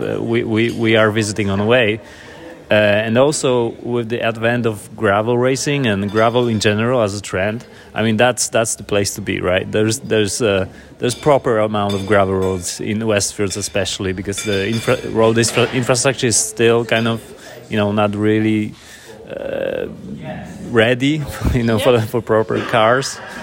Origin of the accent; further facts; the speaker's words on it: Poland; English is a second language; now in Reykjavik, Iceland; I'm originally from Poland